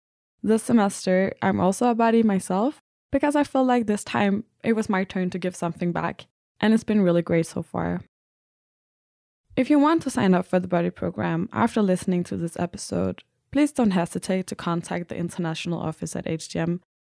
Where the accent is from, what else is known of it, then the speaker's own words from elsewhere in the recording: Denmark; moved away as an adult; now in Stuttgart, Germany; I'm from Denmark, and I study digital concept development at the Business Academy in Aarhus. I came to Stuttgart in March 2021 for an exchange semester